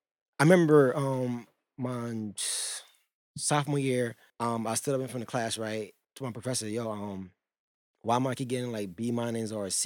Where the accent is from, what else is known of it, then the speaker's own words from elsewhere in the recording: Brooklyn Park, Minnesota, United States; also born or lived in Liberia; I'm from Brooklyn Park, Minnesota.